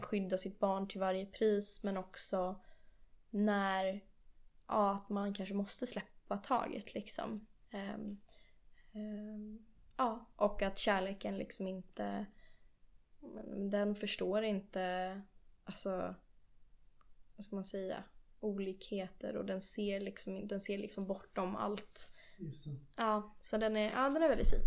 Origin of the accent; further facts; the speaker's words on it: Nacka, Stockholm County, Sweden; also born or lived in London, United Kingdom / United States; Jag är uppvuxen i eh, Stockholm, eller i, ja, inte i Stockholm, utanför Stockholm eh, i en kommun som heter Nacka.